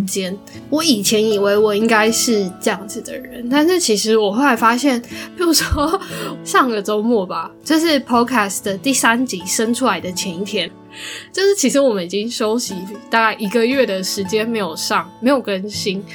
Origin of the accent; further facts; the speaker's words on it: Taiwan; 在台湾，身为一个台湾人